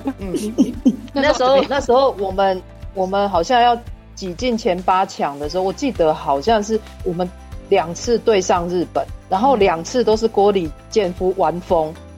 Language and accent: Chinese; Taiwan; 像我们台湾人哦，台湾，我，我说真的，我从小看那个节目长大